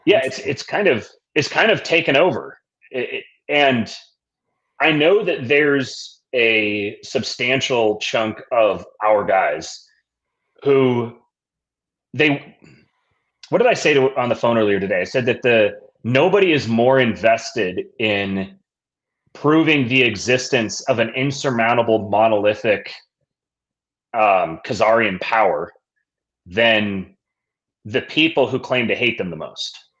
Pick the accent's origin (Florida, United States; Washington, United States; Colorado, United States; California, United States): Washington, United States; Seattle; growing up in Seattle